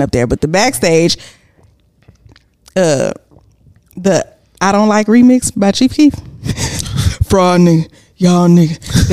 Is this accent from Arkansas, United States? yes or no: no; Houston, Texas, United States; also born or lived in Galveston; I don't consider myself to be from Texas. From Houston. I'm from Galveston.